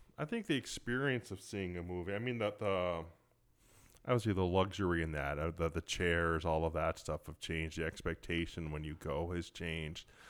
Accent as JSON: {"language": "English", "town": "Cleveland", "region": "Ohio", "country": "United States", "tie": "born or raised there", "said": "I grew up in Cleveland, so you had the Cleveland Plain Dealer"}